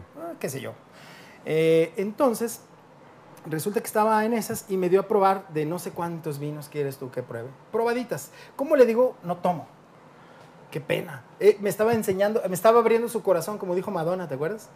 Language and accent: Spanish; Mexico; tú llegas como mexicano